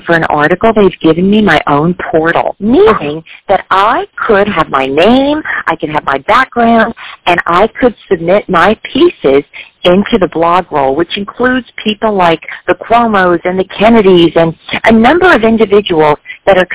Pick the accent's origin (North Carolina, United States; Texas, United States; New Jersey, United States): New Jersey, United States; moved away; I was a little girl growing up in New Jersey